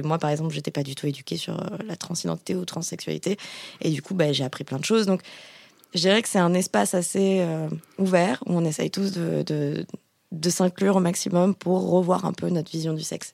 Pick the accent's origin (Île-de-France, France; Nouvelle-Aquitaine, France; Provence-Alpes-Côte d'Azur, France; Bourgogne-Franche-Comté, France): Nouvelle-Aquitaine, France; Bordeaux; je suis bordelaise, donc je dis chocolatine